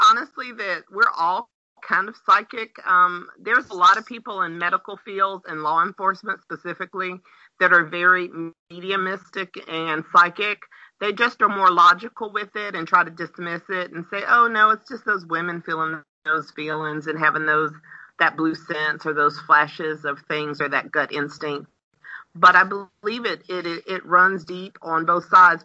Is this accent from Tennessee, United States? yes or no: no; Pensacola, Florida, United States; accent: Southern; I was born and raised in Pensacola, Florida